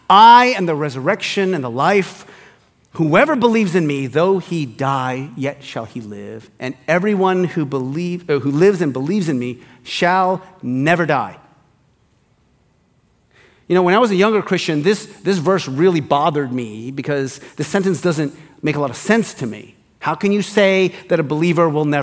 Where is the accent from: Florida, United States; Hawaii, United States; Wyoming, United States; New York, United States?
Hawaii, United States; I grew up in Hawaii